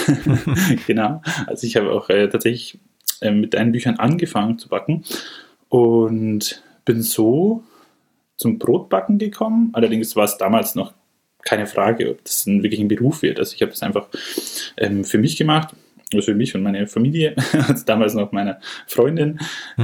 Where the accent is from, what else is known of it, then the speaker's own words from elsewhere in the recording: Munich, Bavaria, Germany; also born or lived in Freiburg; ich komme aus dem Münchner Norden